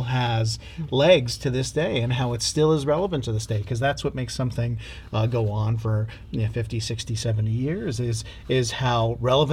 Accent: Cape Breton Island, Nova Scotia, Canada; I grew up on Cape Breton Island.

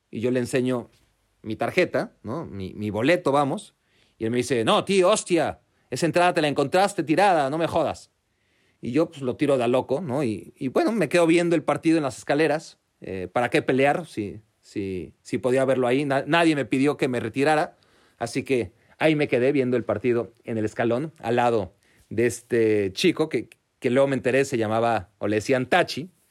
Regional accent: Mexico; tengo solo 500 euros, por, favor acéptalos, vengo desde México, ya llorando casi, ¿no?

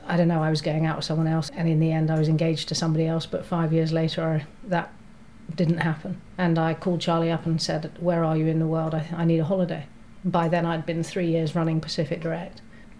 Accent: Hong Kong; also born or lived in Germany / Scotland; So I grew up in Hong Kong, I was born in Germany. Went to school in Scotland, I was the expat brat child.

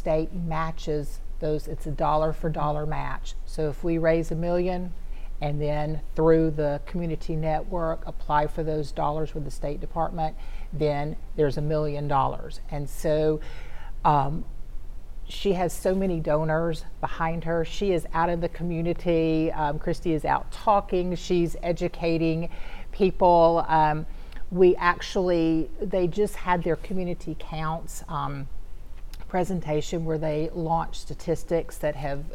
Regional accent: Shreveport, Louisiana, United States; also born or lived in Ruston, Louisiana; Shreveport's home. This is where I grew up

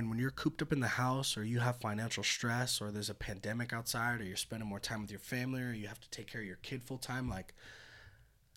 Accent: Petaluma, California, United States; moved away; I'm from the North Bay or Bay Area

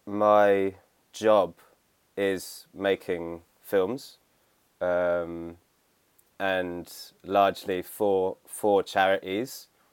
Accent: St Albans, East of England, United Kingdom; the town I grew up in St. Albans, which is like just north of London.

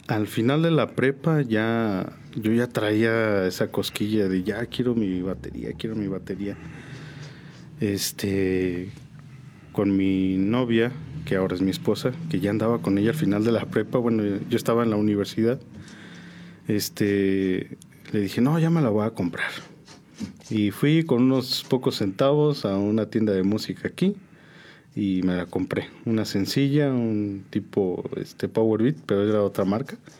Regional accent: Mexico City, Mexico; moved away; also born or lived in San Juan; Yo soy originario de la Ciudad de México, de la Gustavo Madero, De ahí soy

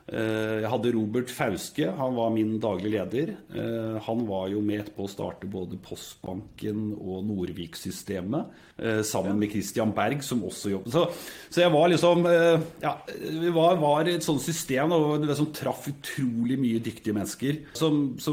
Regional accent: Singapore; now in Norway; Jeg vokste opp i Singapore, gikk på internasjonal skole der.

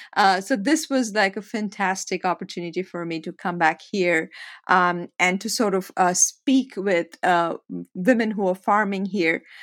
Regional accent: India; moved away as an adult; also born or lived in United States; I spent some time in the United States, became, a, all my influence came from here, and then I went back to India

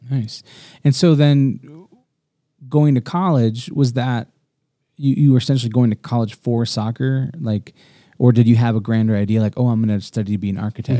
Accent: Florida Keys, United States; I was born in the Florida Keys on a bed

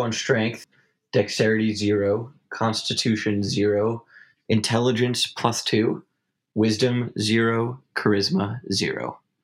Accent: New York, United States; I'm from New York

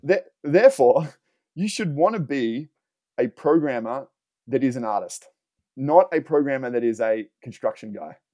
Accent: Australia; now in Los Angeles, United States; I'm from Australia and I, and I live in Los Angeles now

